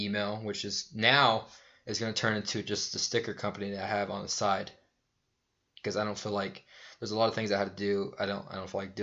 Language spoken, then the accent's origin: English; United States; I'm American